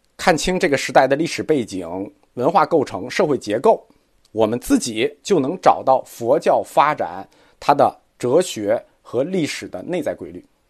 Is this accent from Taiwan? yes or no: no; China; 我们中国人